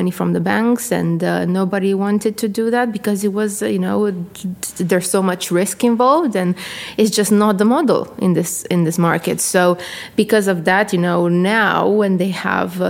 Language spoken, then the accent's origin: English; Constanța, Constanța County, Romania; moved away as an adult; also born or lived in United States; now in United Kingdom; I am from a country called Romania in Eastern Europe, from a city at the sea. It's called Constanța